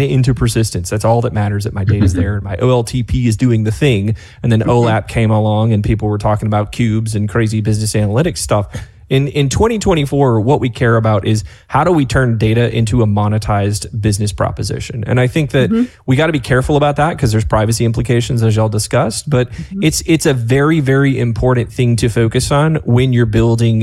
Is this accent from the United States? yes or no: yes; North Georgia, United States; accent: Southern; I grew up in a trailer in North Georgia. My Southern's going to come out here in a minute